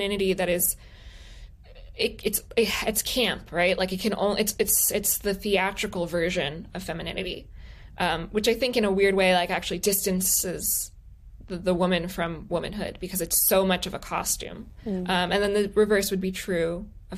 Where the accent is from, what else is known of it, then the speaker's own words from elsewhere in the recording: Palm Beach, Florida, United States; I'm from Palm Beach